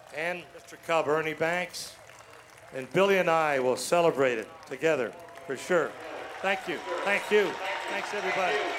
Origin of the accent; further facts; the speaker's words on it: Chatham, Ontario, Canada; When I was a little kid growing up in Chatham, Ontario